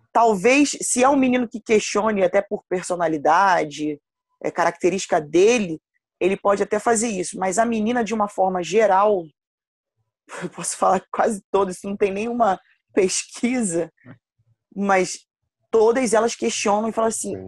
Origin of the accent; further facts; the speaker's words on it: Rio de Janeiro, Brazil; eu sou de Campo Grande, da, do Rio de Janeiro, Zona Oeste, e participei de um projeto aqui no perto da minha casa